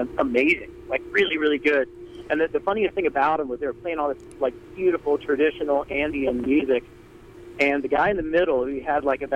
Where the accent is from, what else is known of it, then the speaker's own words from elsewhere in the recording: North Carolina, United States; We're from North Carolina